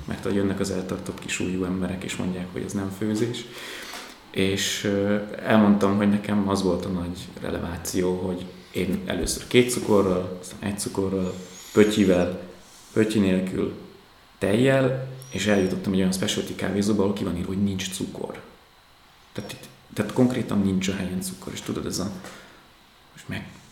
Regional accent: Tataháza, Bács-Kiskun, Hungary; moved away; Én tataházi vagyok

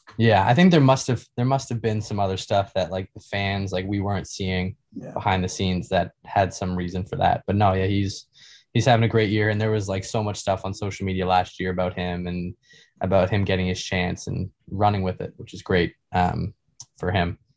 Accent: Canada; being Canadian

